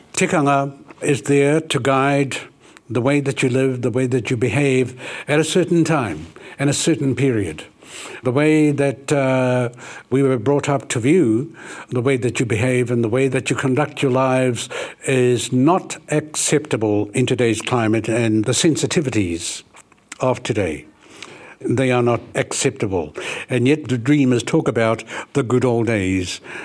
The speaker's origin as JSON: {"language": "English", "town": "Ruatahuna", "region": "Bay of Plenty", "country": "New Zealand", "tie": "born or raised there", "said": "that's where I spent the first years of my life, coming out to Atahuna, nineteen fifty-four"}